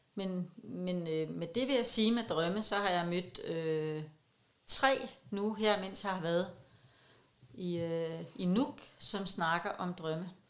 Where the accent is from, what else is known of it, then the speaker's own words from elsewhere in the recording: Copenhagen, Capital Region of Denmark, Denmark; jeg er københavner